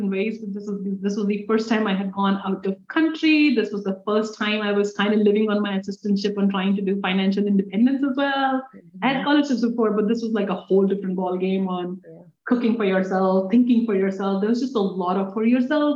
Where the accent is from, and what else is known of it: India; English is a second language; moved away as an adult; now in United States